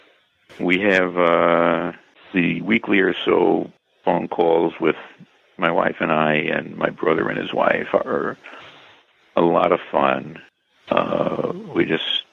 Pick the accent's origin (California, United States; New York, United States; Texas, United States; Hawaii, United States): New York, United States; Bay Shore; Bayshore, New York is my hometown